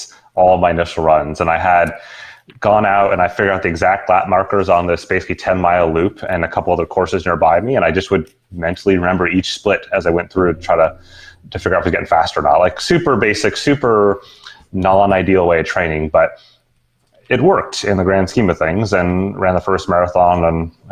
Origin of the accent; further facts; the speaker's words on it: Seattle, Washington, United States; I actually grew up in Seattle